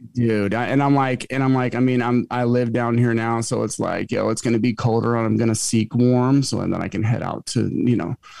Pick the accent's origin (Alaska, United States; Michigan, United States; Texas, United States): Alaska, United States; moved away as an adult; also born or lived in Manhattan / Marina Del Rey; Alaska is my home state